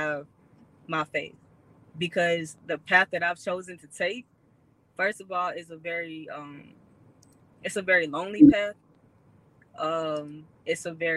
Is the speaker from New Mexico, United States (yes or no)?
no; Houston, Texas, United States; also born or lived in South Carolina; Growing up in Houston, I mean, Texas period